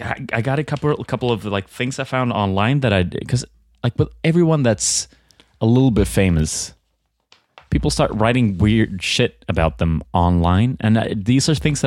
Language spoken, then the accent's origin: English; Sweden; English is a second language; I guess I'm from Sweden, you know? I'm more like a snowboarding type person.